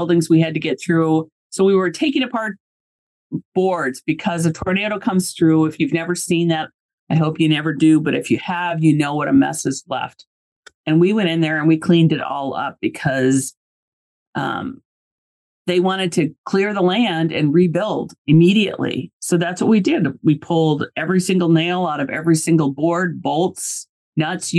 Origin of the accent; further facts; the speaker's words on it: Iowa, United States; I grew up in Iowa